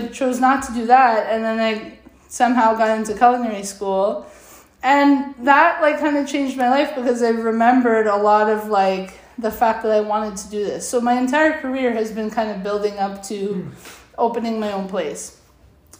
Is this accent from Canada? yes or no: yes; Vaughan, Ontario, Canada; I grew up in Woodbridge